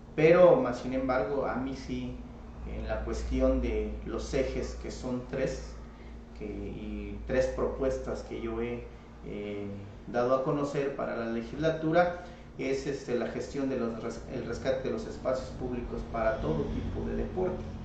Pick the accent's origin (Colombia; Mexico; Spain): Mexico; Comitán, Chiapas; Yo me crecí en Comitán y llegaba a Sucoltenango de niño caminando a través de de las montañas